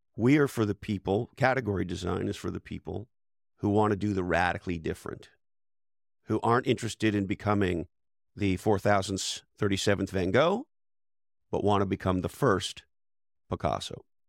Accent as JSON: {"language": "English", "town": "Montreal", "region": "Quebec", "country": "Canada", "tie": "born or raised there", "also_born_or_lived": "Toronto / Silicon Valley", "moved": "as an adult", "said": "I was born and raised in Montreal, Canada"}